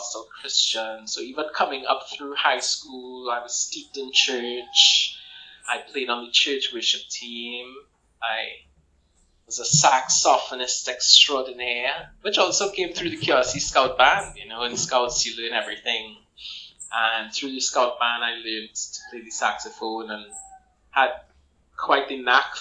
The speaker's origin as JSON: {"language": "English", "town": "Port of Spain", "country": "Trinidad & Tobago", "tie": "born or raised there", "said": "I grew up actually uniquely in St. Clair"}